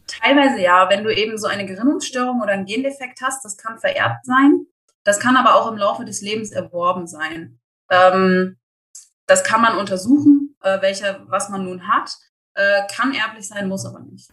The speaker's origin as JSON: {"language": "German", "town": "Eschwege", "region": "Hesse", "country": "Germany", "moved": "yes", "lives_now": "Erfurt, Germany", "said": "Ich komme ursprünglich aus Eschwege, äh, lebe aber inzwischen in Erfurt"}